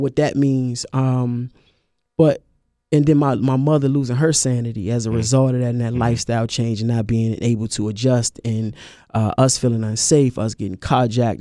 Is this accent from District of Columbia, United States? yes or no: yes; Washington, District of Columbia, United States; I'm from Washington D.C.